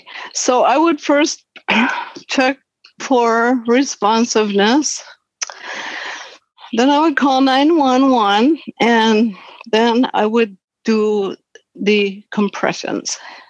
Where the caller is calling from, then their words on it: Minneapolis, Minnesota, United States; I'm from Minneapolis, Minnesota.